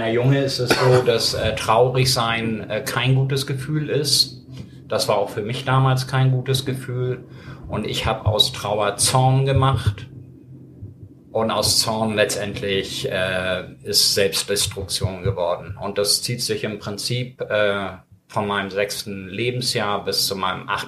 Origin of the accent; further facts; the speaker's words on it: Ireland; born there; Ich bin in Irland geboren.